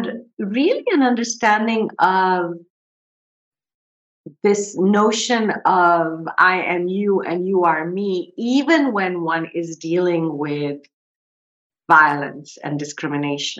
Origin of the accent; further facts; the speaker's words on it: Kolkata, West Bengal, India; I grew up in India. I grew up in Calcutta, which is now called Kolkata.